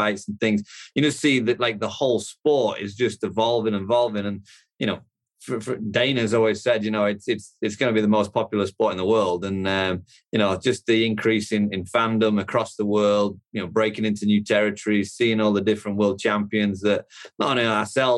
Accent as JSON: {"language": "English", "region": "the north of England", "country": "United Kingdom", "moved": "as an adult", "lives_now": "United States", "said": "I'm from the UK originally, from the north of England."}